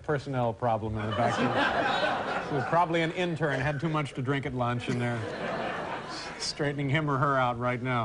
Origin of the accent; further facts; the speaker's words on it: Indianapolis, Indiana, United States; now in New York City, United States; my hometown